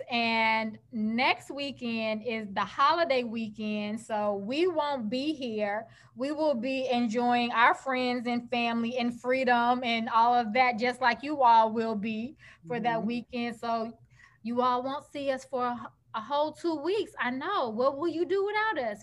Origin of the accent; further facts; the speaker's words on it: Chicago, Illinois, United States; I grew up in Chicago